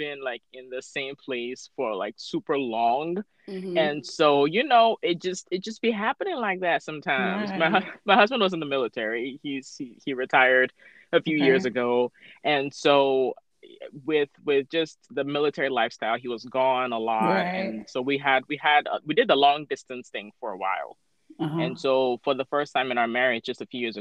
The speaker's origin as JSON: {"language": "English", "country": "Ghana", "tie": "born or raised there", "also_born_or_lived": "North Carolina, United States / Pennsylvania, United States", "moved": "as an adult", "lives_now": "Tacoma, United States", "said": "I am an immigrant from Ghana. So born and raised in Ghana, and I moved to the U.S. for college. I was the ripe age of 18"}